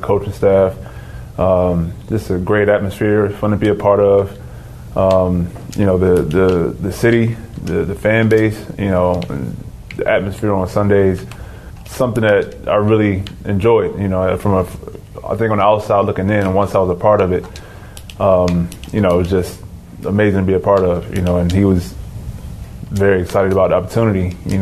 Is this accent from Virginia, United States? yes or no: yes; Virginia, United States; moved away; also born or lived in Los Angeles; I'm being from Virginia